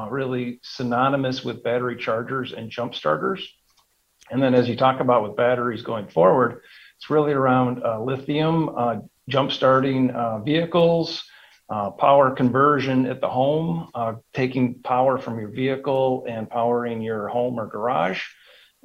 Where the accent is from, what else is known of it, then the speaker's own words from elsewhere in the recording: Cleveland, Ohio, United States; moved away as an adult; also born or lived in Chicago; now in Dallas-Fort Worth, United States; I'm a Cleveland, Ohio guy. I'm a native from Cleveland, just recently moved here